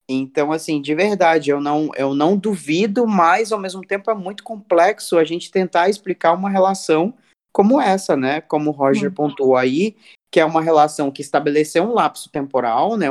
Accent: Cuiabá, Mato Grosso, Brazil; moved away; lá do meu país, Cuiabá

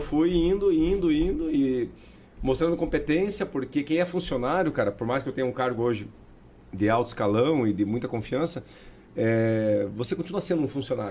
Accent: Paranaguá, Paraná, Brazil; a gente é de Paranaguá

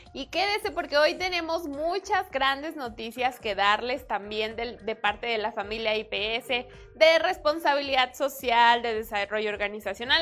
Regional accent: Mexico; soy mexicana

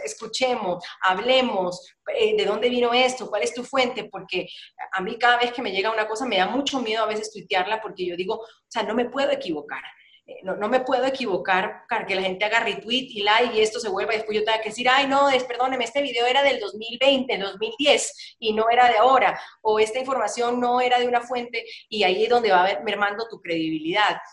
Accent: Guayaquil, Guayas, Ecuador; moved away as an adult; now in Colombia; cuando vuelvo a mi casa, a mi ciudad, Guayaquil

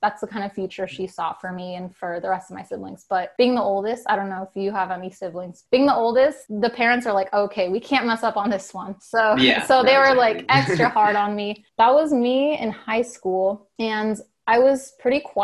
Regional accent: Santa Clarita, California, United States; also born or lived in Redondo Beach, California; when I was 5 and starting kindergarten, I moved to Santa Clarita. So that's where I was for the majority of my life.

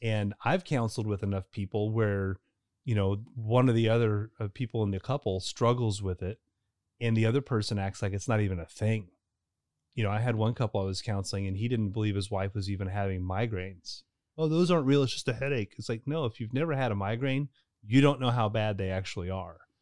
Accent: Louisville, Kentucky, United States; I'm from Louisville originally

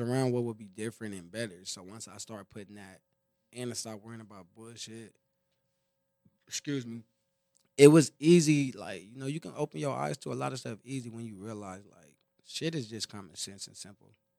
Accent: Compton, California, United States; from a smaller hood in Compton and stuff, so it's like a lot of, everybody from there, damn near family are connected family.

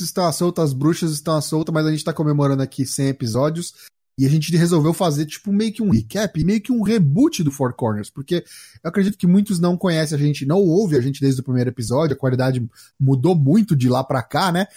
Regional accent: São Paulo, Brazil; sou aqui de São Paulo, capital

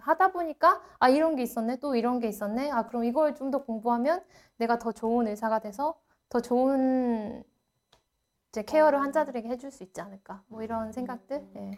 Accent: South Korea; moved away as an adult; also born or lived in Santa Cruz County, California, United States; now in Santa Cruz, United States

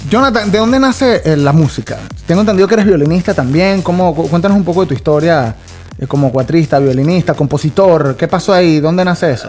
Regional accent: Valencia, Carabobo, Venezuela; moved away as an adult; now in United States; Yo soy de Valencia

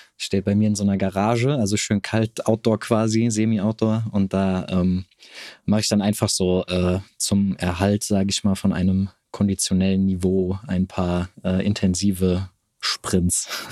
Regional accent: near Frankfurt am Main, Hesse, Germany; also born or lived in Cologne; Also ich komme hier aus der Nähe von Frankfurt am Main

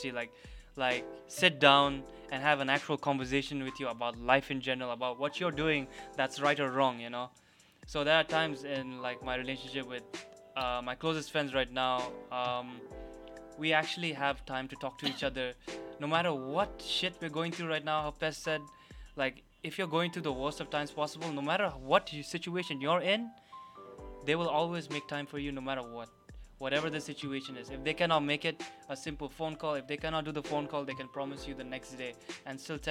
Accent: Dubai, United Arab Emirates; Growing up in Dubai

